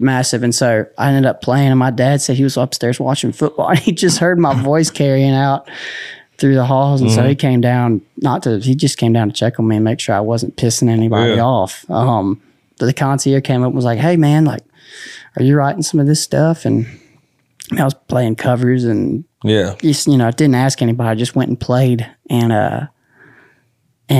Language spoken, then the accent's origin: English; Louisiana, United States; growing up in Louisiana, it's like a small town, Louisiana